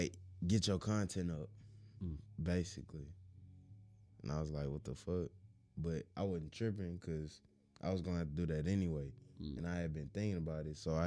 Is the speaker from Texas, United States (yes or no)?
yes; Houston, Texas, United States; I'm just from Houston.